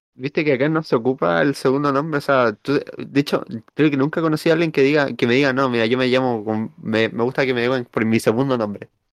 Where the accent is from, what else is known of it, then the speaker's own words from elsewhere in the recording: Chile; accent: chileno; nosotros hablamos con acento chileno